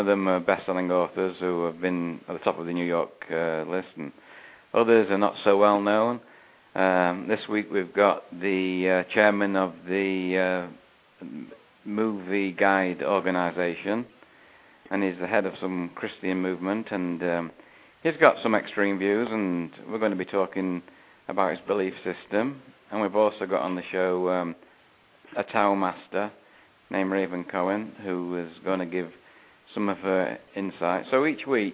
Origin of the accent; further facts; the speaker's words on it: Manchester, North West England, United Kingdom; now in Fort Lauderdale, United States; I'm from Manchester originally, in the UK